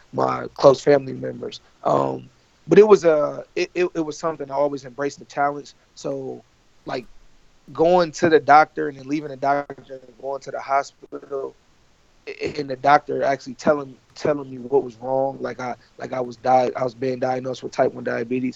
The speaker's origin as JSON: {"language": "English", "town": "Ypsilanti", "region": "Michigan", "country": "United States", "tie": "born or raised there", "said": "I was born in Ypsilanti, Michigan, which is right next to that other school, U of M"}